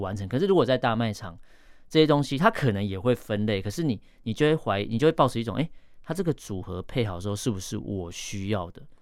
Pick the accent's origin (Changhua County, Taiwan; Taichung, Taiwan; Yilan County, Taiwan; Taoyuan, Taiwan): Yilan County, Taiwan; 我是宜兰人嘛，我常去那个市场